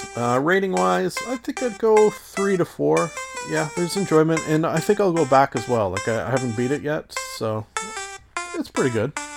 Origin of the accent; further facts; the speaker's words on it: Canada; as a Canadian